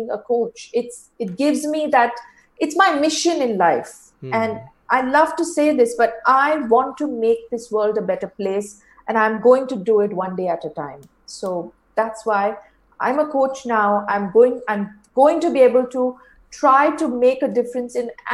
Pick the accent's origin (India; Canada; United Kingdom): India; moved away as an adult; now in Singapore; I'm originally from India, and now I live in Singapore. I've been here since the last 7 years.